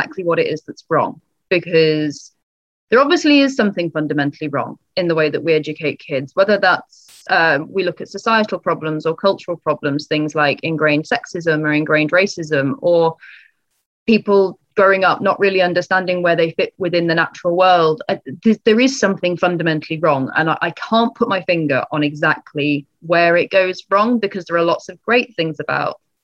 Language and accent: English; Leicestershire, East Midlands, United Kingdom; I grew up in Leicestershire.